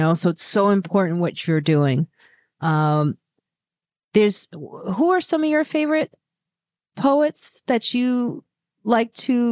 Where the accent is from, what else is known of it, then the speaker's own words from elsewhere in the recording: Chicago, Illinois, United States; also born or lived in Highland Park, Illinois; I grew up in Highland Park, Illinois, then moved to the south side of Chicago